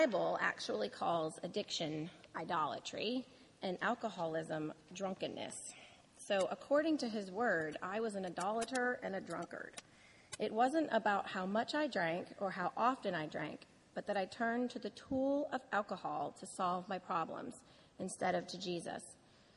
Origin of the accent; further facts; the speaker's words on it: New Orleans, Louisiana, United States; I was born and raised in New Orleans